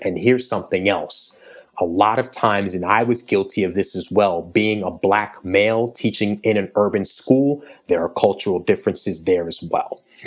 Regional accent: New York, United States; I grew up in New York

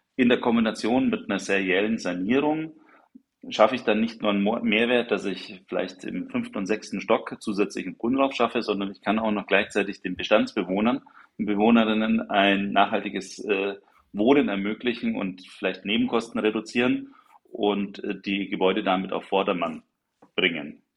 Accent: Nuremberg, Bavaria, Germany; für mich als gebürtigen Nürnberger bleibt, ist und bleibt Nürnberg natürlich die schönste Stadt der Welt

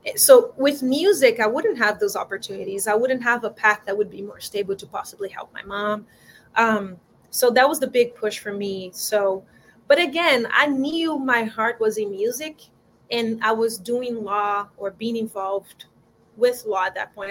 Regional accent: João Pessoa, Paraíba, Brazil; English is a second language; moved away as an adult; now in Los Angeles, United States; I was born in João Pessoa, it's a small city in the northeast of Brazil, right by the coast.

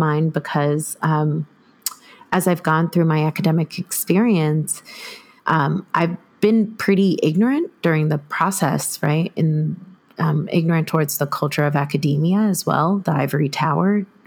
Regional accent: New York, United States; I'm Haitian American diaspora from New York

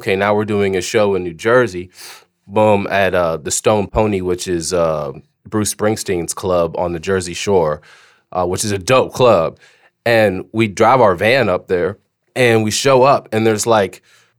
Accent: Germany; But prior to that, I grew up grew up in Germany. My dad was in the military. I was a military brat. We lived off the base all the time.

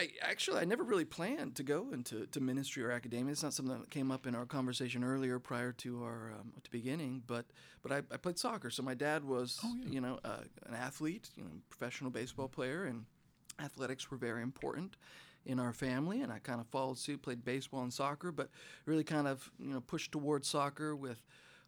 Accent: Butte, Montana, United States; I was born in Butte, Montana

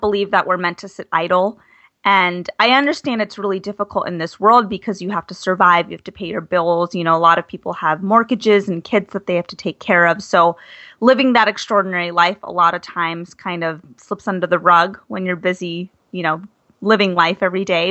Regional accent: Arizona, United States; moved away as an adult; also born or lived in Flagstaff / Washington, D.C.; I'm from Arizona.

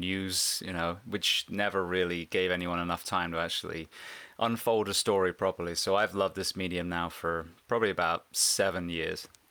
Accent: Bath, South West England, United Kingdom; now in Central Florida, United States; I'm actually an English farm boy. I grew up in a place called Bath, which is, uh, near Stonehenge in the U K.

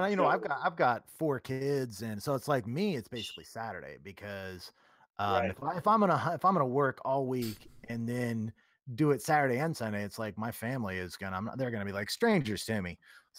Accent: Salina, Kansas, United States; Yeah, I grew up in Salina, which I'm sure you probably know where that's at.

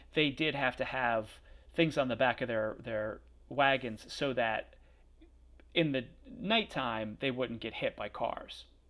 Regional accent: Pennsylvania, United States; also born or lived in outside Philadelphia; I'm from Pennsylvania

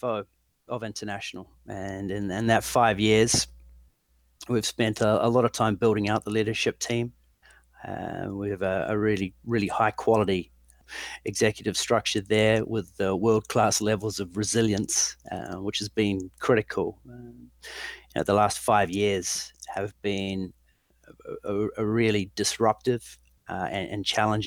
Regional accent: New Zealand; moved away as an adult; also born or lived in London; I'm originally from New Zealand. I left there with a great degree in management studies

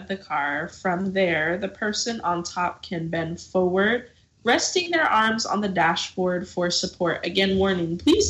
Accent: Texas, United States; I mean, I'm from Texas too, so.

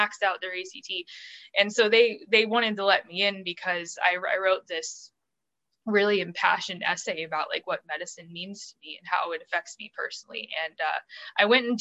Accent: St. Louis, Missouri, United States; born or raised there; also born or lived in Springfield, Missouri

